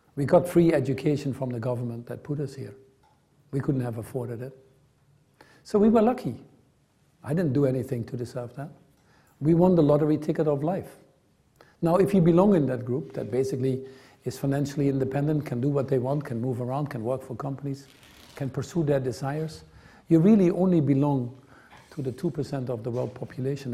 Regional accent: Netherlands; I grew up in the Netherlands

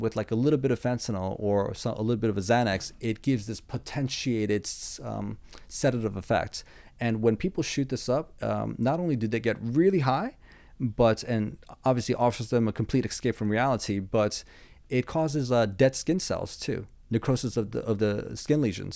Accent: East Coast, United States; I'm from the East Coast

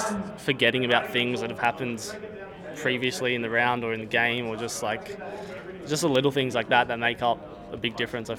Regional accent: Gold Coast, Queensland, Australia; Gold Coast.

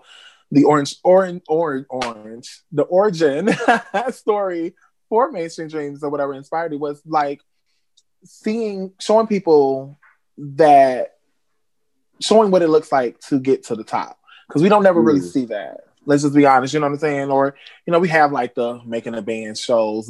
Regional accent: Robbins, Illinois, United States; also born or lived in Racine, Wisconsin; I am from Racing, Wisconsin. That's where I was born, but I'm from a small town, a village called Robbins, Illinois. So that's where I'm from. Born and raised. Well, raised

